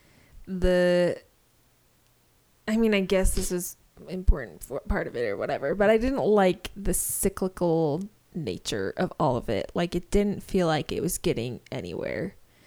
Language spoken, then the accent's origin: English; United Kingdom; Nope. I am all British.